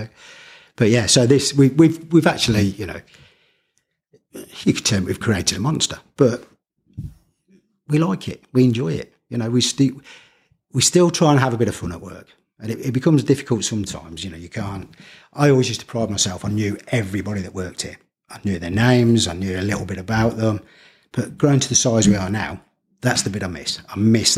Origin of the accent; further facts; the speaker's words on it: Rugby, West Midlands, United Kingdom; I'd always worked outside of rugby. You know, previous lives was in sort of Coventry or in Leicestershire or Hinckley. And so working in my hometown